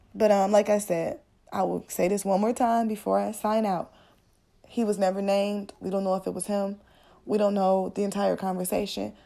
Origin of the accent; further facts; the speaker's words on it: Midwest, United States; I'm from the Midwest